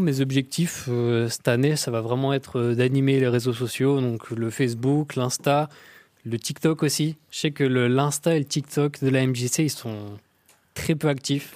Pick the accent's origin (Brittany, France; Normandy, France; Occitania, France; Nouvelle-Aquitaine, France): Normandy, France; Tourouvre; Je suis de Tourouvre, un petit patelin paumé où il n'y a rien à faire.